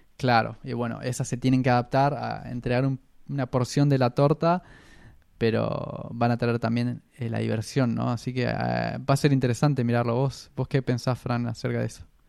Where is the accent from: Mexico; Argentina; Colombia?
Argentina; now in Australia; nosotros venimos de Argentina